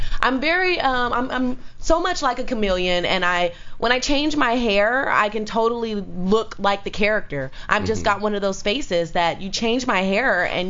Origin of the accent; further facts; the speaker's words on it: California, United States; We're actually from California originally, and we got a lot of people. Our roots are from Nebraska.